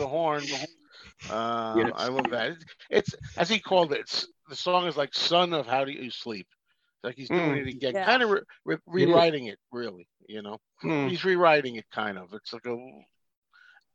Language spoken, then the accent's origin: English; New York, United States; I was from New York and I've been in the city many times in the Greenwich Village.